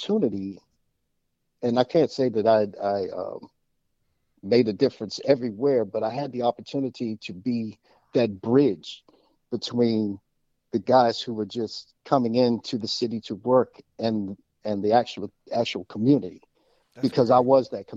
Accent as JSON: {"language": "English", "town": "Washington", "region": "District of Columbia", "country": "United States", "tie": "born or raised there", "said": "I grew up in Washington, D.C. I was born and raised in the city."}